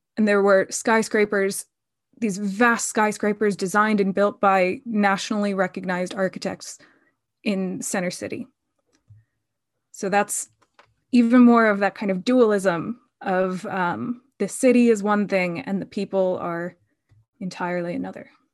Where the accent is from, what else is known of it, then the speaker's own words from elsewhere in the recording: just outside of Philadelphia, Pennsylvania, United States; moved away; I grew up just outside of Philadelphia, and then I lived within Philadelphia in North Philly for, um, a number of years in adulthood